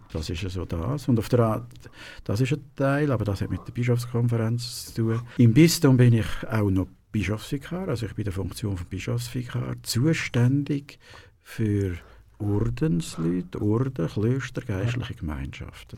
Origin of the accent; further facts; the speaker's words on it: Dietwil, Aargau, Switzerland; also born or lived in Lucerne; geboren bin ich in Luzern, also im Spital dort. Aufgewachsen aber in Dietwil